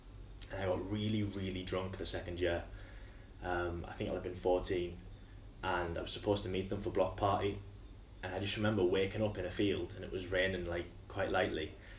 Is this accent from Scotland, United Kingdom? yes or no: no; Hartlepool, North East England, United Kingdom; So Hartlepool is basically a small town in the northeast of England.